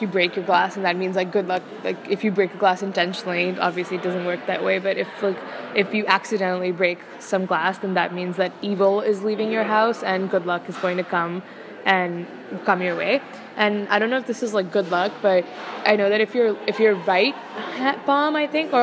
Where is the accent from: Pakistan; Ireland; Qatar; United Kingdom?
Pakistan; Lahore, Punjab; moved away as an adult; also born or lived in Dartmouth; now in Hanover, United States; I was born in Lahore, and I spent 18 years of my life there before coming to Dartmouth.